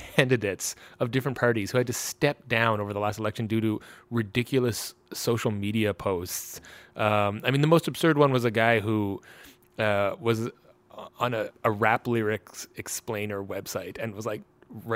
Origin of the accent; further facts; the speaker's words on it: Canada; moved away as an adult; now in Washington, D.C., United States; I'm a Canadian